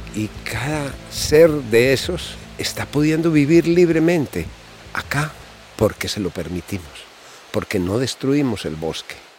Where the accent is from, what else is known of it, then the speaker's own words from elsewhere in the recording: Colombia; moved away as an adult; yo me fui de Colombia muchos años